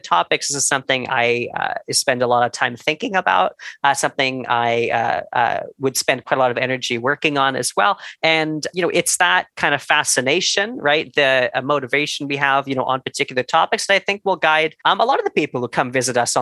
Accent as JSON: {"language": "English", "town": "Toronto", "region": "Ontario", "country": "Canada", "tie": "born or raised there", "lives_now": "Niagara Falls, Canada", "said": "Born in Toronto."}